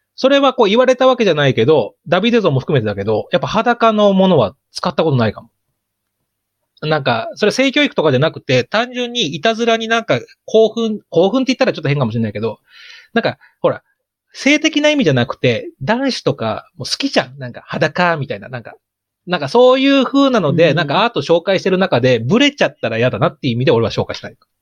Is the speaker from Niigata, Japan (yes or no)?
no; Chiba, Japan; 僕千葉出身ですから